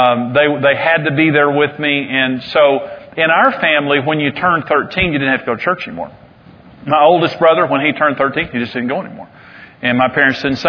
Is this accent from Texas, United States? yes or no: yes; Amarillo, Texas, United States; also born or lived in Wellington, Texas; I'm from Amarillo, but I was born in Wellington, Texas